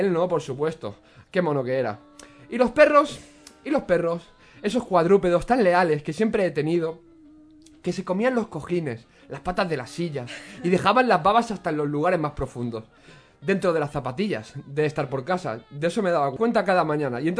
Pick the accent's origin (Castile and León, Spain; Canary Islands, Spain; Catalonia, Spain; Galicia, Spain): Catalonia, Spain; Rubí; En mi pueblo, en Rubí, el, el, alojamiento, el, oh, perdón, el ayuntamiento montó, atención, una carpa en la plaza de la iglesia